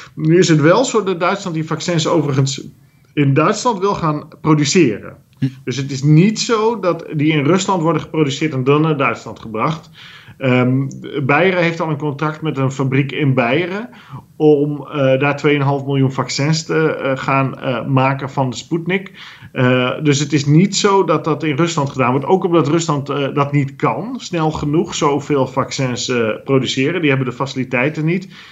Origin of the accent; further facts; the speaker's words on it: Netherlands; wij geen continentaal land zozeer zijn als wel een land op zee gericht